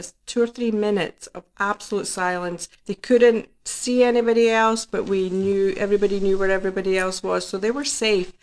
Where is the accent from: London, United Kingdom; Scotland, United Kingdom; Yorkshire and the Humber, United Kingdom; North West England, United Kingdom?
Scotland, United Kingdom; now in New Jersey, United States; I am from Scotland